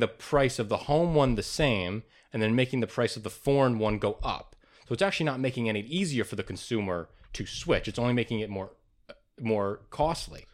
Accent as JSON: {"language": "English", "country": "United States", "said": "As an American"}